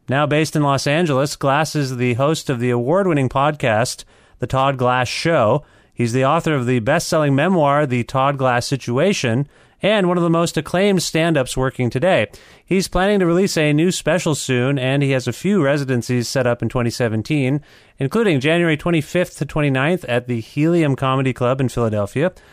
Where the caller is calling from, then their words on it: Guelph, Ontario, Canada; No, I'm in Ontario. I'm calling you from Guelph, Ontario.